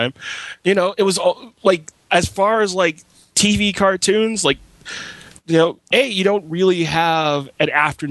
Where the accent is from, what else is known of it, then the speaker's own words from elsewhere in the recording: New York City, New York, United States; I'm from Flatbush